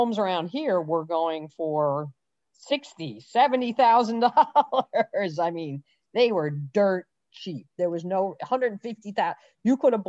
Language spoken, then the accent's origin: English; Larchmont, New York, United States; I grew up in Larchmont, New York, which is a pretty affluent bedroom community of Manhattan on Long Island Sound